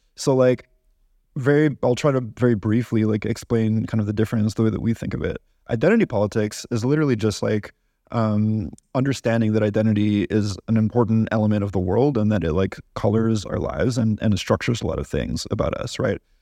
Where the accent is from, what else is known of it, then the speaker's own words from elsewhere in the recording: Canada; as a Canadian